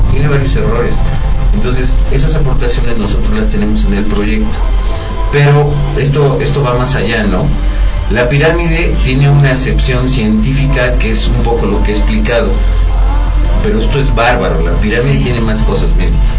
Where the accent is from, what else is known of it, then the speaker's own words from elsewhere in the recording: Mexico; nosotros como mexicanos